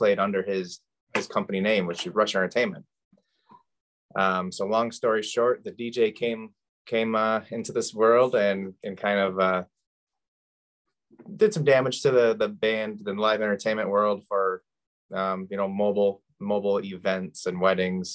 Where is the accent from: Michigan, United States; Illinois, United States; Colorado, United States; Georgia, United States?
Michigan, United States; Saginaw; born and raised in Saginaw